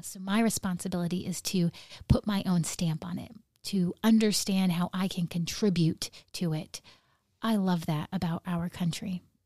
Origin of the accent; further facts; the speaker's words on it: Nome, Alaska, United States; growing up in Nome